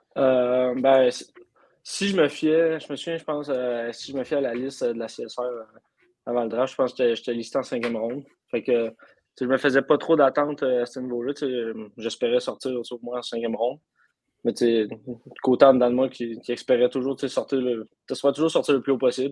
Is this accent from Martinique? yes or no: no; Amos, Quebec, Canada; je viens d'Amos